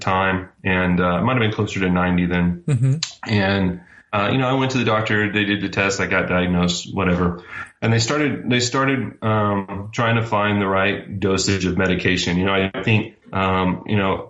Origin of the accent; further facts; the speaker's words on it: North Texas, United States; moved away as an adult; also born or lived in Spokane, Washington; now in Oklahoma, United States; I grew up in Texas, which is just below Oklahoma.